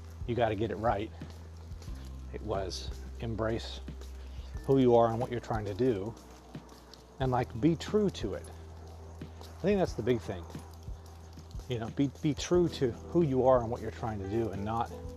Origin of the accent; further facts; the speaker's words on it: Arizona, United States; I grew up in Arizona